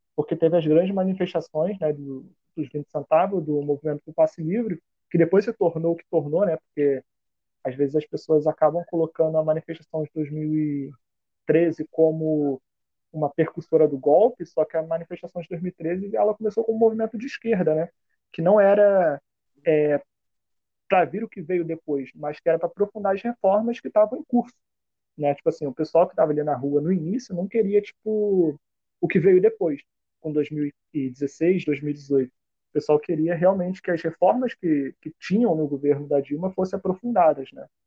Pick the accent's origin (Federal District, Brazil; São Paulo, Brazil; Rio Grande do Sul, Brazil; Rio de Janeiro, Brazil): Rio de Janeiro, Brazil; eu fui nascido e criado em Campo Grande